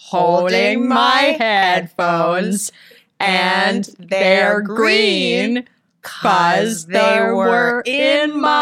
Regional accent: New York, United States; I grew up in New York, so I never had to drive. I learned how to drive when I was 23 years old.

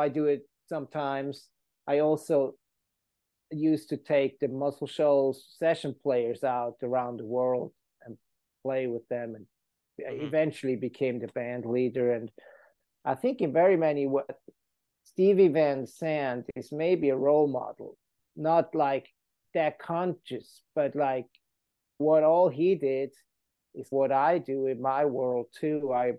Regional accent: Switzerland; now in United States; I grew up in Switzerland, fell in love with American roots music of all kinds.

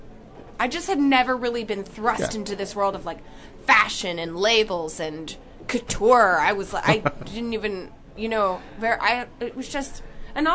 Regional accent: Jackson, Tennessee, United States; I grew up in Tennessee in a little town called Jackson, which is in between Memphis and Nashville

